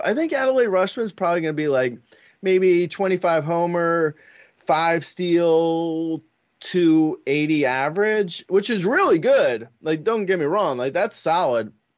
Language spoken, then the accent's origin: English; Los Angeles, California, United States; my hometown here, Do, uh, L A is more or less, I mean, it's kinda peaceful